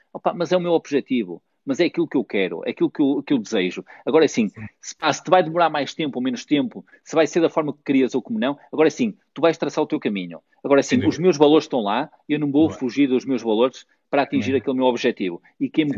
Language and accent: Portuguese; Barcelos, Norte, Portugal; eu sou da minha terra, pá. É verdade, Barcelos, a Barcelos